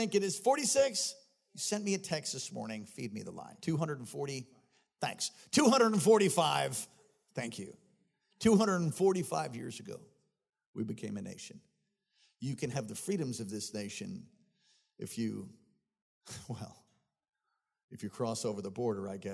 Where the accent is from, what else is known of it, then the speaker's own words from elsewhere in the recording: United States; I was born here